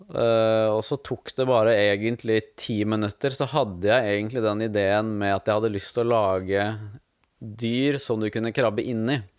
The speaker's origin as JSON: {"language": "Norwegian", "town": "Skien", "region": "Telemark", "country": "Norway", "tie": "born or raised there", "also_born_or_lived": "Ålesund", "moved": "as an adult", "lives_now": "Fyresdal, Norway", "said": "jeg vokste opp i Skien. Ja. Så jeg er født i Ålesund, og der bodde vi bare ett år. Og så flytta vi til Skien, da."}